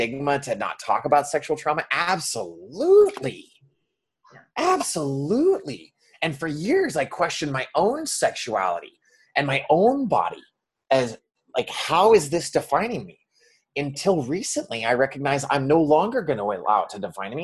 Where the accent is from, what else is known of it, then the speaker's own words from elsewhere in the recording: Montana, United States; growing up in Montana